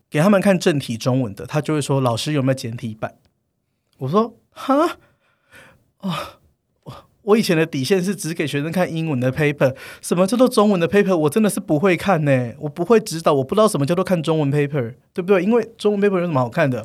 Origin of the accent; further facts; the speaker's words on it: Taiwan; now in United States; 我一个台湾人，然后讲英文可能就也不是非常流利